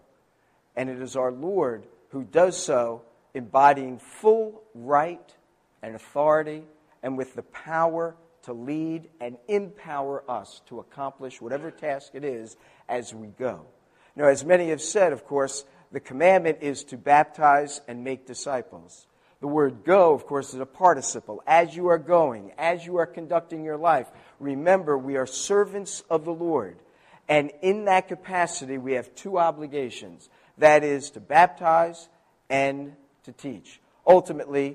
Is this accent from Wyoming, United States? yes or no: no; New Jersey, United States; accent: Jersey; my Jersey accent